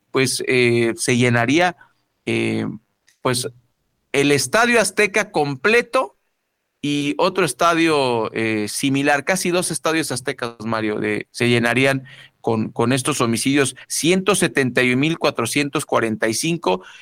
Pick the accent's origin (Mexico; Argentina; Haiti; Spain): Mexico; como buenos mexicanos que somos